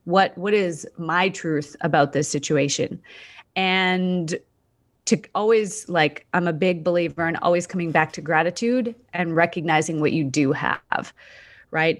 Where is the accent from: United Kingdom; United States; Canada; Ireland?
Canada; moved away as an adult; also born or lived in Australia